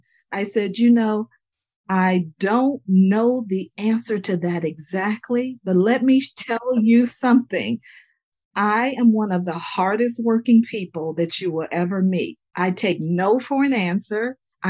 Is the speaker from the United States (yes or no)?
yes; Dayton, Ohio, United States; also born or lived in Alabama; now in Virginia, United States; I grew up in Ohio by way of Alabama